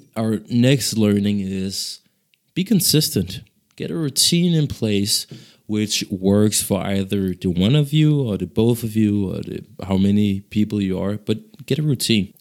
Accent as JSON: {"language": "English", "country": "Ghana", "moved": "yes", "lives_now": "Denmark", "said": "so I'm from Ghana, actually, uh, which is the neighboring country to, uh, Nigeria."}